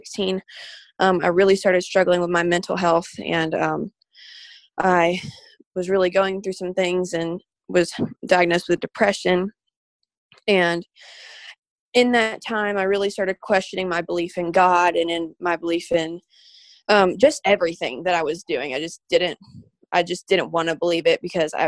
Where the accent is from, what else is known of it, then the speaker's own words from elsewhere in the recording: Birmingham, Alabama, United States; I'm from Birmingham, Alabama.